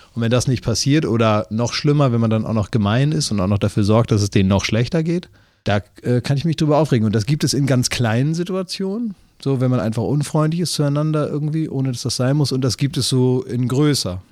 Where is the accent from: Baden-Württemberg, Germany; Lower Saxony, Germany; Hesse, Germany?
Lower Saxony, Germany; Oldenburg; moved away; also born or lived in Cologne; aus meiner Heimat, aus Oldenburg, wo ich eigentlich herkomme